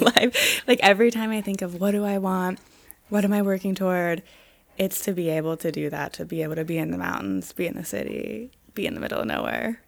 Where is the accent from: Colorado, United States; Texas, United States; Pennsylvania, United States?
Pennsylvania, United States; Pittsburgh; also born or lived in Vermont; now in Los Angeles, United States; I grew up in Pittsburgh and I grew up skiing